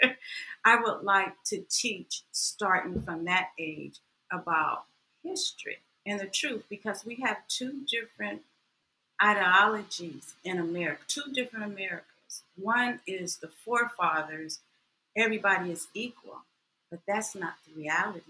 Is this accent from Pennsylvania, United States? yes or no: no; Atlanta, Georgia, United States; also born or lived in Waycross, Georgia; I'm from Atlanta, the home of the civil rights movement